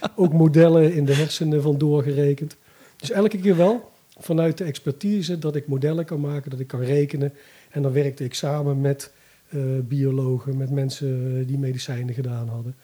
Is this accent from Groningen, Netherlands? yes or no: no; Bergen op Zoom, North Brabant, Netherlands; moved away; ik kom uit Bergen op Zoom oorspronkelijk. Dus ik ben vroeger met mijn vader ook wel af en toe een NAC geweest